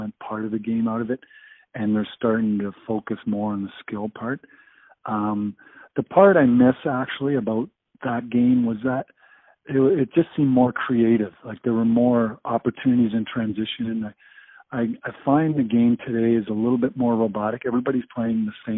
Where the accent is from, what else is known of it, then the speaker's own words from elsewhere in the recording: Brampton, Ontario, Canada; I was from Brampton.